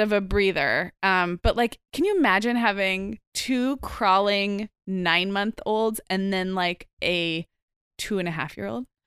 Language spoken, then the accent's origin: English; Santa Barbara, California, United States; my hometown of Santa Barbara